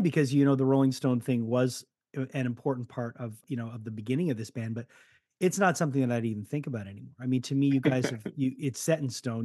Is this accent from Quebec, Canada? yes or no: yes; Montreal, Quebec, Canada; being from montreal you do feel the oldness